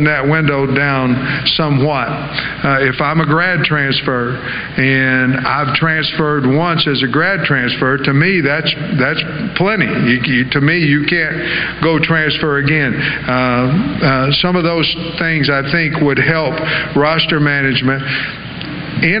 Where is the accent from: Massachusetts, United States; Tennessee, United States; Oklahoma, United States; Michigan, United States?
Oklahoma, United States; now in Arkansas, United States; I'm from Oklahoma. Grew up a Sooner fan until I moved out to Eastern Oklahoma, became a Hog fan